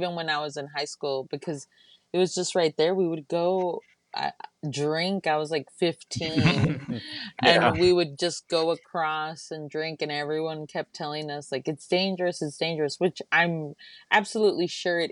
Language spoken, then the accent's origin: English; Laredo, Texas, United States; now in Austin, United States; I'm originally from Laredo, Texas.